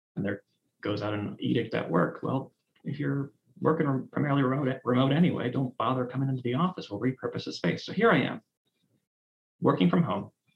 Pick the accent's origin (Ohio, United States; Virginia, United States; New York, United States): Ohio, United States; Cleveland; I grew up in Cleveland, Ohio.